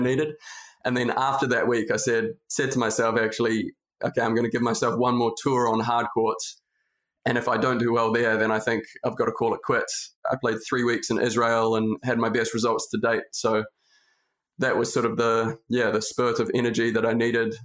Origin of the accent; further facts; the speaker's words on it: New Zealand; also born or lived in Auckland, New Zealand; from a very rural place in New Zealand